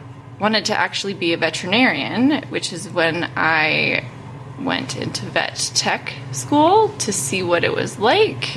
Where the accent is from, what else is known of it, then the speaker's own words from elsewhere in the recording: Calgary, Alberta, Canada; now in Cremona, Canada; I grew up in Calgary